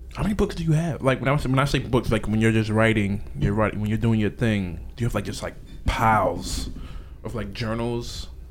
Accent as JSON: {"language": "English", "town": "New York City", "region": "New York", "country": "United States", "said": "we're from Brooklyn"}